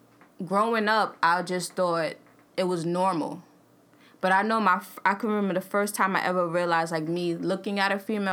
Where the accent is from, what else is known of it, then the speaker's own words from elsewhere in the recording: New York City, New York, United States; also born or lived in Bronx / Boston / Harlem; I was born in Queens, actually.